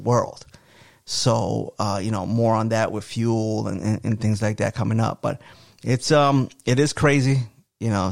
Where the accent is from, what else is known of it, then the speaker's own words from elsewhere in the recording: United States; I love being an American